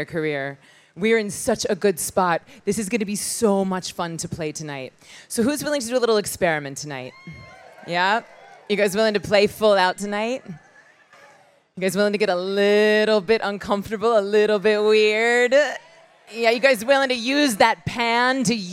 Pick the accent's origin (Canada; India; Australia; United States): United States; Tallahassee, Florida; moved away; I was born in Tallahassee, Florida, which is 7 minutes from the Georgia line. And I grew up with a bunch of sweaty dudes in a church